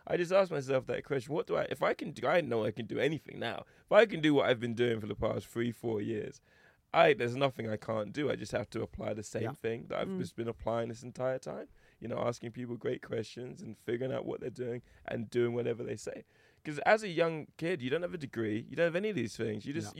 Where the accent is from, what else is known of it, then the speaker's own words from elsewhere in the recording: England, United Kingdom; also born or lived in Toronto, California, United States; I was just happy that everyone loved my accent. I just had to talk and people were like, oh, you're English, oh my god.